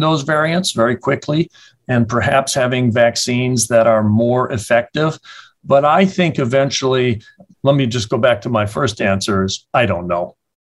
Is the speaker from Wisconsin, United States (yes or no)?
yes; Madison, Wisconsin, United States; born and raised in Madison, educated here through medical school.